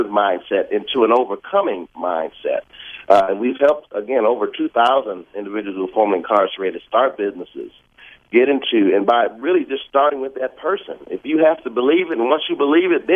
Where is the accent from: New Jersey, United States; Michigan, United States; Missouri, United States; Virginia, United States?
Michigan, United States; Detroit; my mayor of my hometown, Detroit, Mayor Duggan